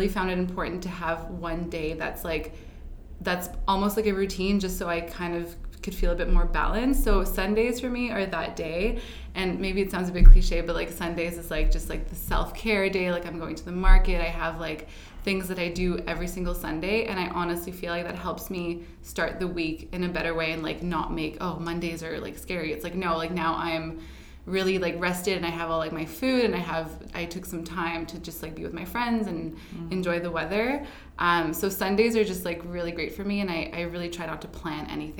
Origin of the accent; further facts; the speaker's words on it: Ottawa, Ontario, Canada; moved away as an adult; now in Toronto, Canada; I grew up in Ottawa